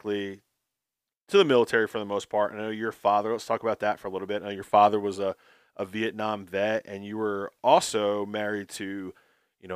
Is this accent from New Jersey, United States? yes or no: yes; New Jersey, United States; I'm from New Jersey